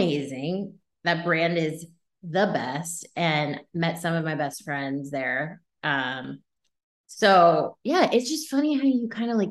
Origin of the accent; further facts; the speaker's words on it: East Coast, United States; moved away as an adult; also born or lived in Los Angeles; I'm originally from the East Coast